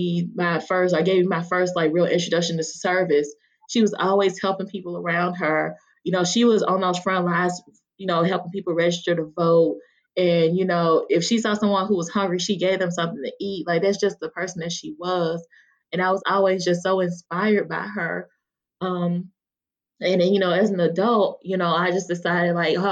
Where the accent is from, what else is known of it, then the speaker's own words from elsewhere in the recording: Mississippi, United States; I grew up in, you know, rural Mississippi